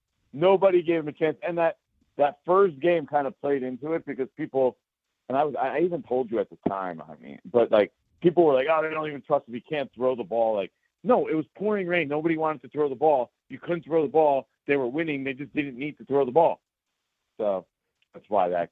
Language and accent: English; New Jersey, United States; I'm a Jersey guy. I grew up, born and raised in Jersey